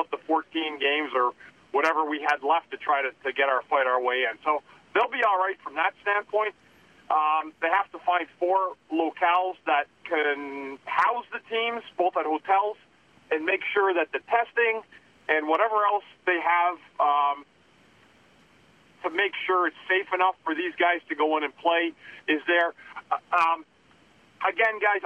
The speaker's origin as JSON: {"language": "English", "town": "Ottawa", "region": "Ontario", "country": "Canada", "tie": "born or raised there", "said": "I grew up on the Beaver Tails"}